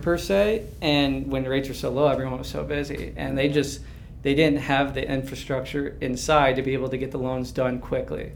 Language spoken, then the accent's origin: English; St. Charles, Missouri, United States; I'm actually from St. Charles, Missouri, grew up there.